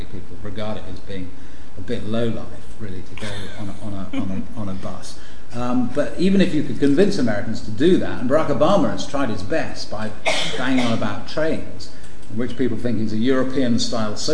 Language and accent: English; London, United Kingdom; also born or lived in Washington; I'm from London.